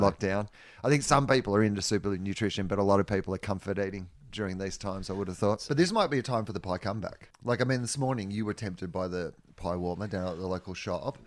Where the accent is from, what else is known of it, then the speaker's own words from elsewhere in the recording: Australia; as an Australian